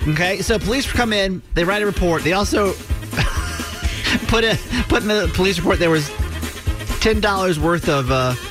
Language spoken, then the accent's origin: English; Georgia, United States; I'm from Georgia. So being around a bunch of cows, not atypical for me